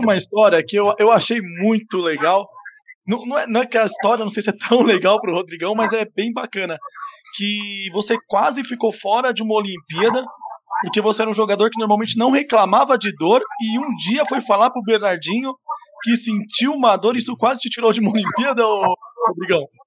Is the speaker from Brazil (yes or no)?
yes; ABC Paulista, São Paulo, Brazil; eu sou aqui do ABC